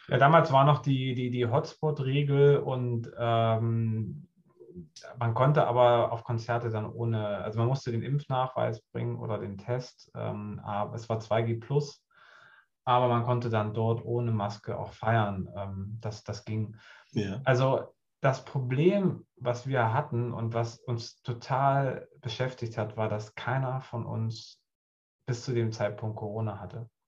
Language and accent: German; Goldene Aue, southern Harz, Thuringia, Germany; moved away as an adult; now in Hamburg, Germany; da, wo ich herkomme, im Südharz, Goldene Aue heißt das, das ist so zwischen Göttingen und, und, und Halle an der Saale, so die Ecke. Ähm, da bin ich groß geworden